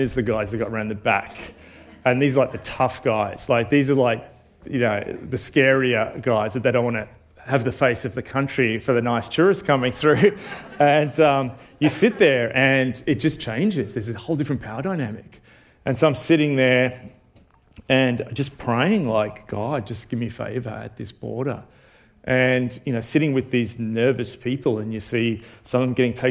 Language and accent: English; Australia; as an Australian